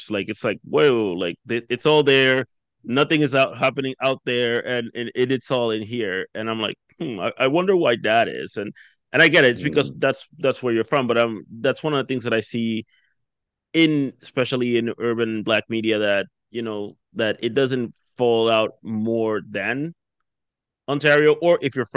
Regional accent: Jamaica; now in Canada; okay, you're from West Africa and I'm from Jamaica, we have nothing in common

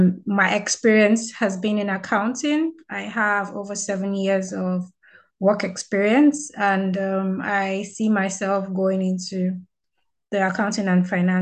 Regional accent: Nigeria; moved away as an adult; now in Saint John, Canada; I am from Nigeria, and I am currently a UNB, that's the University of New Brunswick student here in St. John.

